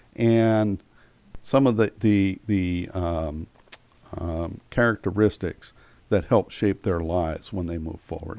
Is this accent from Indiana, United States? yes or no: no; York, Pennsylvania, United States; moved away as an adult; now in Frederick, United States; I grew up in York, Pennsylvania